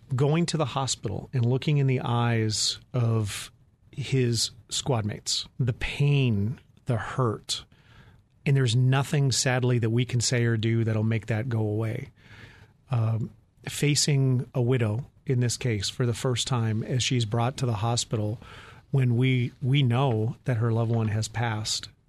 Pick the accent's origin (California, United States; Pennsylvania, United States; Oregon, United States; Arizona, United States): Arizona, United States; Phoenix; in my hometown as a Phoenix police officer